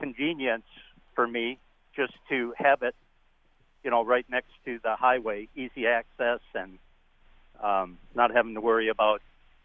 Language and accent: English; Wausau, Wisconsin, United States; now in Port Washington, United States; I am originally from Wausau